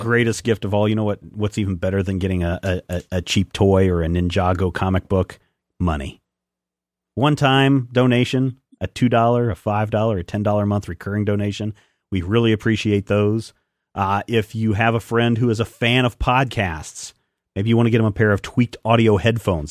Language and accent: English; United States; I'm American